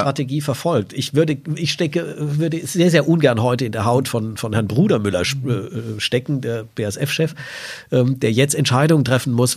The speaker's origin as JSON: {"language": "German", "town": "Salzgitter", "region": "Lower Saxony", "country": "Germany", "said": "Sie sehen, ich komme aus Salzgitter"}